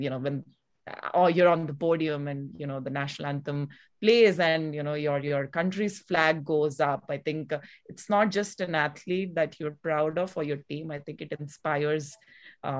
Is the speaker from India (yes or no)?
yes; India; also born or lived in United States; I'm from India. I used to play table tennis on the Indian national team.